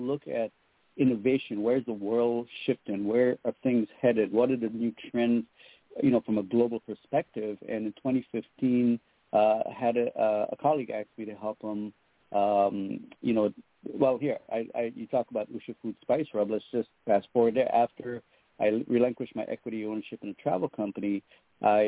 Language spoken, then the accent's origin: English; U.S. Virgin Islands; also born or lived in Trinidad and Tobago / Florida; now in Seattle, United States; I was born in Trinidad and Tobago in the Caribbean. I grew up in St. Croix in the U.S. Virgin Islands